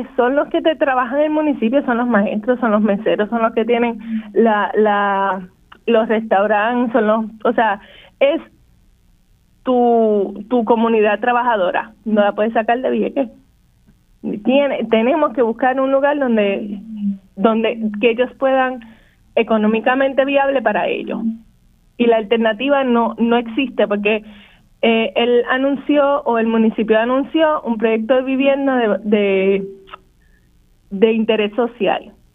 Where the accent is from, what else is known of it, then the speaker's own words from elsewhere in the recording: Vieques, Puerto Rico; en vieque hemos visto el, el desplazamiento de nuestra comunidad